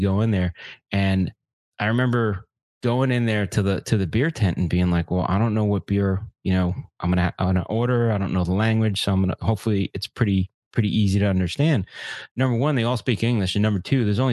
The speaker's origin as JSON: {"language": "English", "country": "United States", "said": "as an American"}